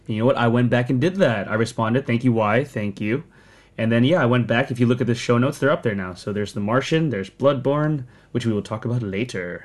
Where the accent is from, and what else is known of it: Sterling, Virginia, United States; born or raised there; accent: American; also born or lived in Philippines